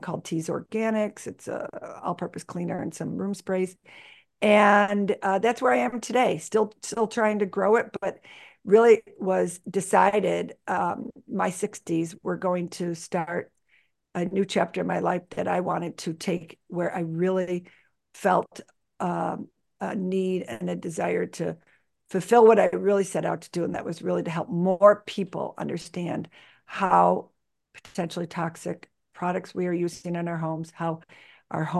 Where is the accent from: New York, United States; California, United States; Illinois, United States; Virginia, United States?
New York, United States; Buffalo; I was born and raised in Buffalo, New York, where I live today